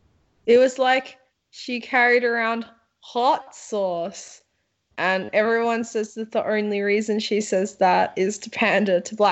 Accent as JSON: {"language": "English", "country": "Australia", "said": "as an Australian, we don't have a lot of African descendant people here."}